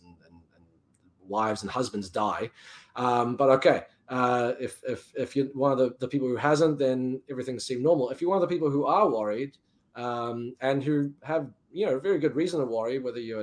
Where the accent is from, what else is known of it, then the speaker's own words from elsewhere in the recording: New Zealand; now in United States; I'm from New Zealand. I spent a bit of time back home last year.